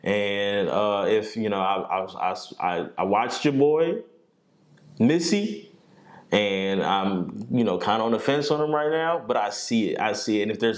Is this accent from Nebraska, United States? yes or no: yes; Omaha, Nebraska, United States; We're from Omaha.